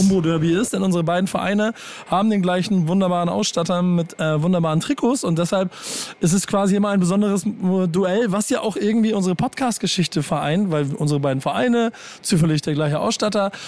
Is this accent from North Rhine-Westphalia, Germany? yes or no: no; Hamburg, Germany; ich als Hamburger habe ja noch mehr meine ganzen HSV-Fans im Nacken